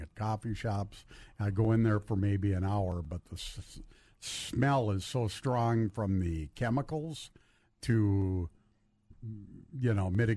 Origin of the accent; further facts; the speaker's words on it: Duluth, Minnesota, United States; now in Hermantown, United States; I live in Hermantown. But I'm still a Western Duluth boy, tried and true